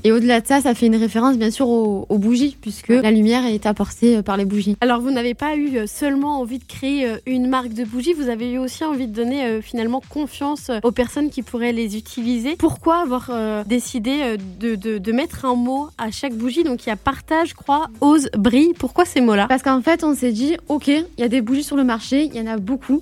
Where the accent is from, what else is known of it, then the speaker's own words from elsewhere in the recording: the South, Provence-Alpes-Côte d'Azur, France; on vient du Sud, donc pour nous, c'était important de le représenter et on a toujours euh, grandi sur, aussi sur la côte d'Azur